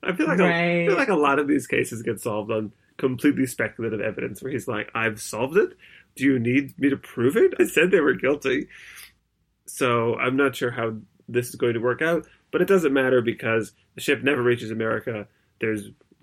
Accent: United States; as an American

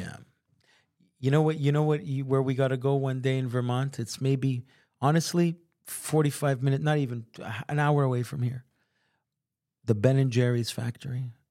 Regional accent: Montreal, Quebec, Canada; we're from Montreal

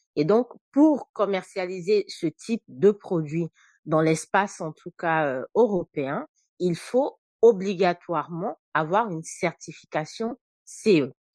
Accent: Côte d’Ivoire; moved away as an adult; also born or lived in Senegal; now in France; Et moi et mes frères, justement, nous naissons en Côte d'Ivoire. Donc, je fais tout mon parcours en fait euh, scolaire jusqu'au bac en fait en Côte d'Ivoire

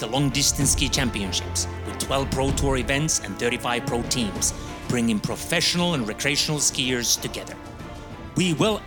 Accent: Lahti, Päijät-Häme, Finland; Here in Lahti, in my hometown

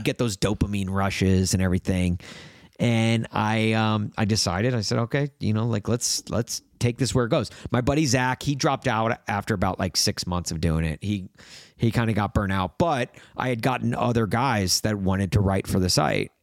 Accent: Brentwood, Tennessee, United States; moved away; also born or lived in Los Angeles, California; growing up in Nashville, having those connections to country music

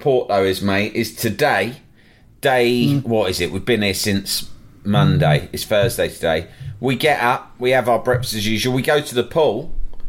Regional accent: England, United Kingdom

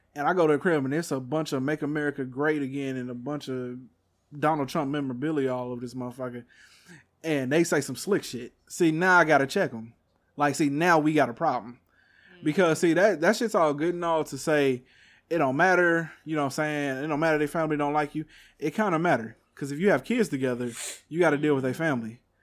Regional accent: Texas, United States; I'm from Texas

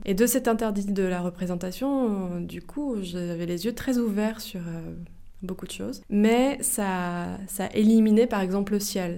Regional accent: Melun, Île-de-France, France; J'ai grandi à, j'ai grandi à Melun en Seine-et-Marne

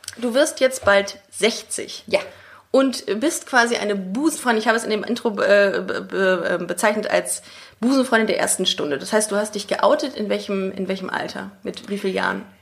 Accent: Düsseldorf, North Rhine-Westphalia, Germany; meiner Geburtsstadt auf in Düsseldorf

